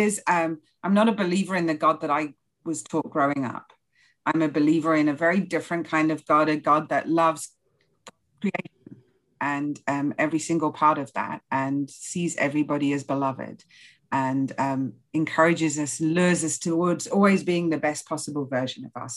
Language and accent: English; England, United Kingdom; moved away as an adult; I grew up in England. I lived there with my family until I was about 32, 33, and then I left and started traveling